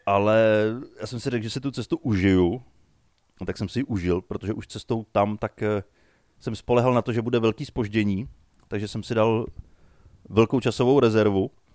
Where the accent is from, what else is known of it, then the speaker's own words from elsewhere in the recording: Nymburk, Central Bohemian Region, Czechia; u nás v Nymburce na náměstí